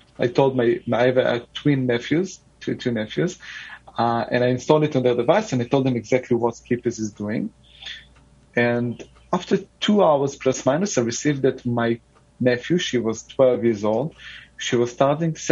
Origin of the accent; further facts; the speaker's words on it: Jerusalem, Jerusalem District, Israel; I grew up in Jerusalem